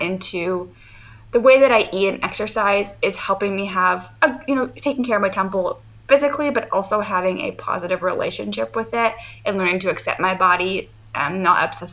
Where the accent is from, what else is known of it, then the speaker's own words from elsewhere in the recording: Canada; I'm from Canada, so our school system is a little bit different